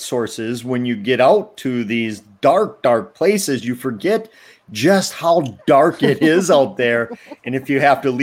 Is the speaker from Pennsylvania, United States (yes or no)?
no; Wisconsin, United States; I grew up in Wisconsin, in near one of the three UFO capitals of the world we claim to have here in our state of Wisconsin.